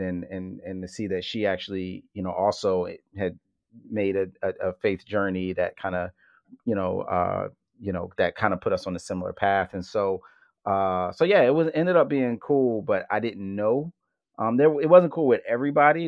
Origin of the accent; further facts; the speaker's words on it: Philadelphia, Pennsylvania, United States; to grow up as a hip hop head from Philly